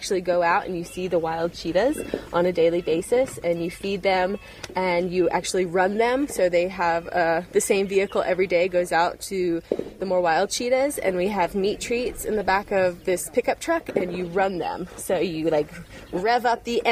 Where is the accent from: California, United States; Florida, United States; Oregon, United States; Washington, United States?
Florida, United States; Tallahassee; moved away as an adult; now in Namibia; my hometown, Tallahassee, Florida